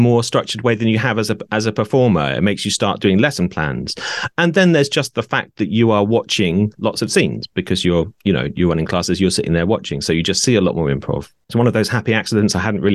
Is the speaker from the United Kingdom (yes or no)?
yes; Norwich, East of England, United Kingdom; moved away as an adult; also born or lived in Brighton; moved back to my hometown of Norwich